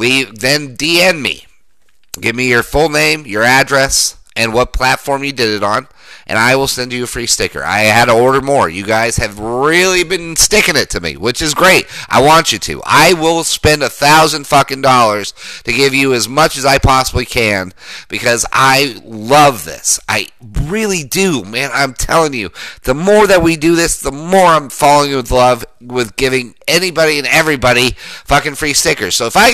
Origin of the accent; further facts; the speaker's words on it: Colorado, United States; he knows I'm from Colorado